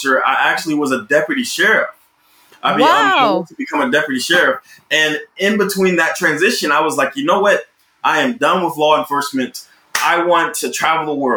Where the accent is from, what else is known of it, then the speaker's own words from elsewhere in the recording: Roberta, Georgia, United States; now in Los Angeles, United States; I'm from Roberta, Georgia. It is this extremely small country town in the middle of Georgia.